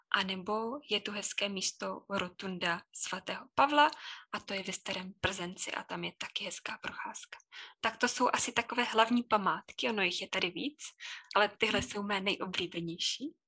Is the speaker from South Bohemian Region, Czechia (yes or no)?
no; Chodov, Karlovy Vary Region, Czechia; moved away as an adult; also born or lived in Plzeň, Czech Republic; now in Všeruby, Czech Republic; Původně jsem z Chodova, to je u Karlových